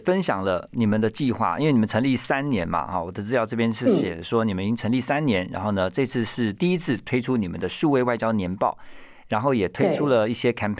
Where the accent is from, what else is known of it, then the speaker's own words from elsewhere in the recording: Taiwan; 你说我们台湾人